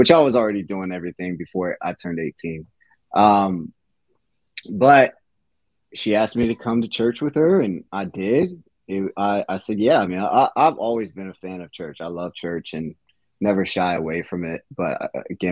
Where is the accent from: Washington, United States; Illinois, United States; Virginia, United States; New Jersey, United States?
Virginia, United States; Virginia Beach; also born or lived in Richmond, Virginia; now in Williamsburg, United States; I'm actually from the Virginia Beach area, which is an hour away from here